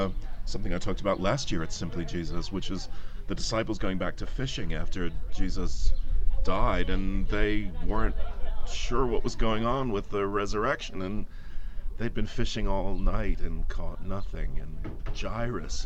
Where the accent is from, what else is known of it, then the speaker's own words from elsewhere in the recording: East Coast of the United States, United States; moved away as an adult; also born or lived in Aberdeen, United Kingdom; now in London, United Kingdom; I'm originally from the East Coast of the States